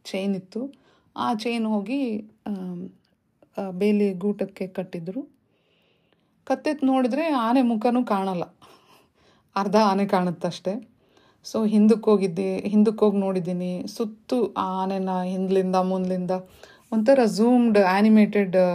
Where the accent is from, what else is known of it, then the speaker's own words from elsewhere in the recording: Shivamogga, Karnataka, India; ನಾನು ಹುಟ್ಟಿ ಬೆಳೆದಿದ್ದು ಶಿವಮೊಗ್ಗದಲ್ಲಿ ನಮ್ಮ ತಂದೆ ಅಲ್ಲಿ ಕೆಲಸದಲ್ಲಿದ್ದರು